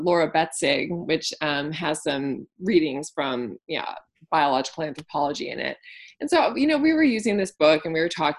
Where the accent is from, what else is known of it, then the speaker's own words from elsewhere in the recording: Wisconsin, United States; moved away as an adult; also born or lived in Texas; I grew up in Wisconsin. I did my undergraduate degree in Wisconsin. And then I moved to Texas to go to graduate school